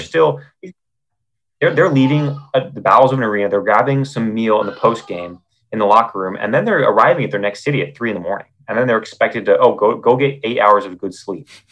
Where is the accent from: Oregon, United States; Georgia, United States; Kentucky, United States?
Oregon, United States; North Bend; now in Los Angeles, United States; Oregon coast, uh, North Bend, Oregon